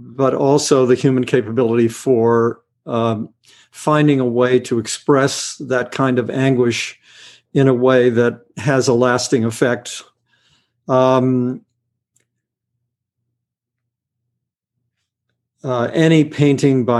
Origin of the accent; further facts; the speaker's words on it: West Virginia, United States; I'm a big bluegrass guy because I grew up in West Virginia